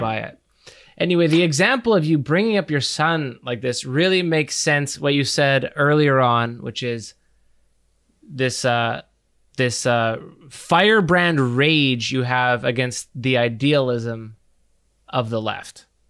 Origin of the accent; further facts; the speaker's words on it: Canada; we are from Canada